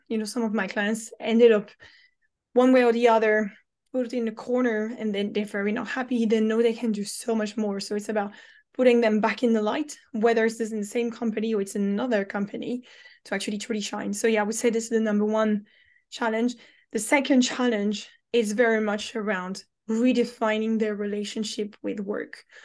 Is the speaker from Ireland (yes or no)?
no; France; moved away as an adult; now in London, United Kingdom